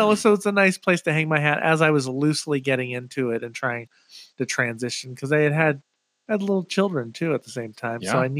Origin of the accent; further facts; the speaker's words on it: Millis, Massachusetts, United States; also born or lived in Anaheim, California; now in Seattle, United States; I went to junior high and high school out there.